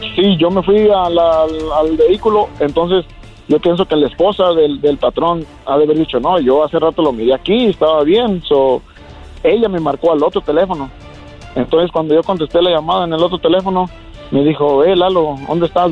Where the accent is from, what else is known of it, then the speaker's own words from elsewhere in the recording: Jalisco, Mexico; moved away; allá en Jalisco hay muchas empacadoras de jamón, de carnes y este ahí en mi pueblo